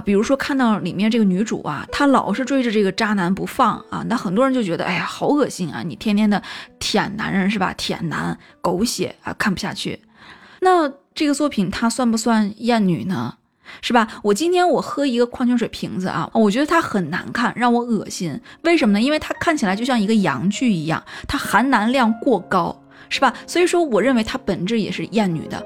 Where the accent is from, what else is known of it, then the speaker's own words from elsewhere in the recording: China; 我是个中国人